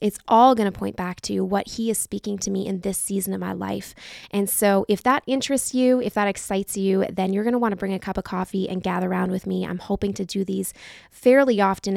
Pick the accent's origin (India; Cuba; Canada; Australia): Canada; We're from Canada